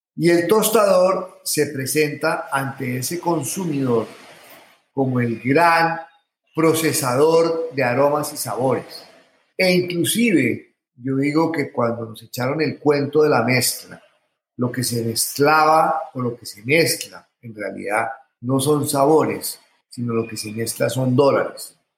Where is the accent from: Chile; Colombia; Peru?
Colombia; los colombianos no creemos en nosotros mismos